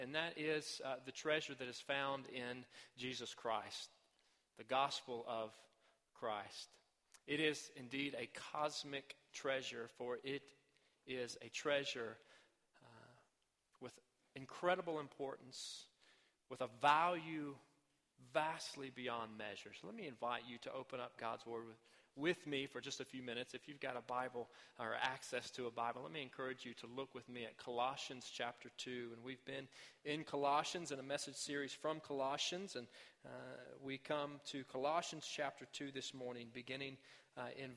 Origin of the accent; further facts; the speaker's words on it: Arkansas, United States; My home state of Arkansas